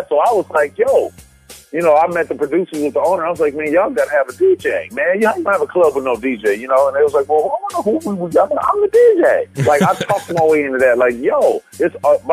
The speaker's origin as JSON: {"language": "English", "town": "Los Angeles", "region": "California", "country": "United States", "said": "I'm from the West Side"}